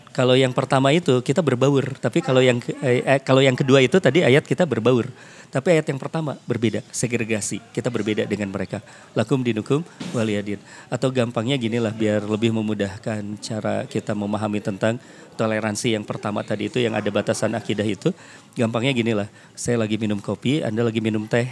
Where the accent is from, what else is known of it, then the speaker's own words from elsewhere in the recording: West Java, Indonesia; saya orang Sunda